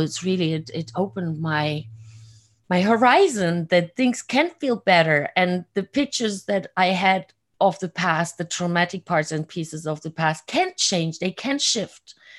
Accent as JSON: {"language": "English", "country": "Germany", "tie": "born or raised there", "also_born_or_lived": "Hungary", "moved": "as an adult", "lives_now": "Florida, United States", "said": "I was born and raised in Germany."}